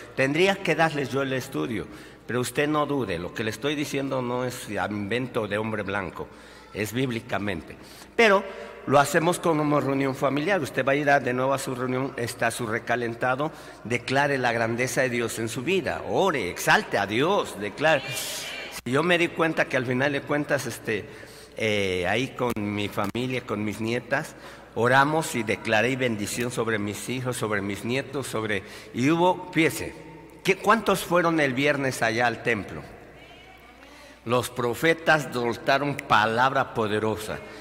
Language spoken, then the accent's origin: Spanish; Mexico; nosotros como mexicanos